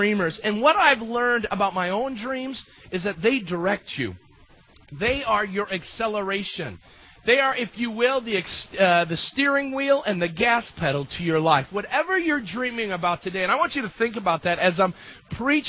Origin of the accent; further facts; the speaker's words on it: United States; As Americans